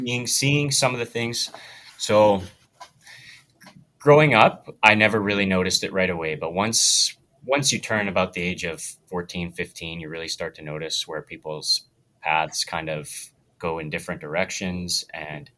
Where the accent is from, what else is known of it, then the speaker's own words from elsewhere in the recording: Wetaskiwin, Alberta, Canada; moved away as an adult; now in Camrose, Canada; I grew up not too far from Camrose. It's a place called Wetaskiwin.